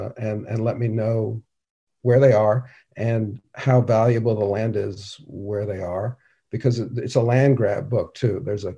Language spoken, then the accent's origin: English; New York City, New York, United States; New York City.